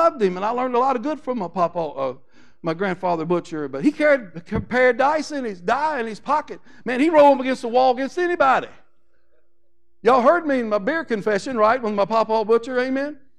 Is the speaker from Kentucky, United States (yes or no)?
yes; Kentucky, United States; I'm from Kentucky